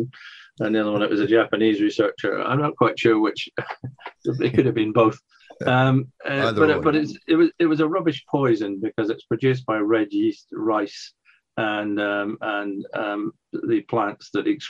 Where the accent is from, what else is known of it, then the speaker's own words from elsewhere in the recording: Scotland, United Kingdom; now in England; I grew up in Scotland